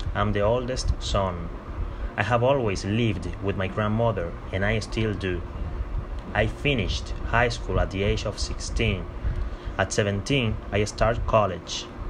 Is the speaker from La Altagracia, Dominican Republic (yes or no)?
no; Santo Domingo, Distrito Nacional, Dominican Republic; English is a second language; I was born on October 29, 1999, in Santo Domingo, Dominican Republic.